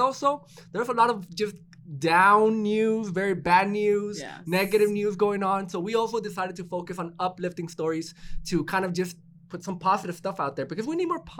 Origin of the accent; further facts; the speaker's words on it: Phoenix, Arizona, United States; growing up in Phoenix.